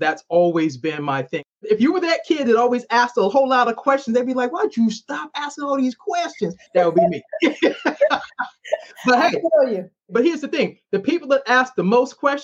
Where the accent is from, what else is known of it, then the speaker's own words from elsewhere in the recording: Boston, Massachusetts, United States; now in Maryland, United States; I'm originally from Boston.